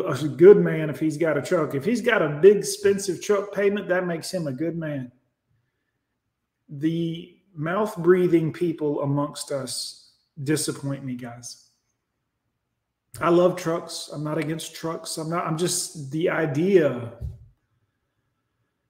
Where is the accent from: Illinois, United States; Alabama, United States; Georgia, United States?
Alabama, United States; I'm from the country now. Make no mistake, I'm from Alabama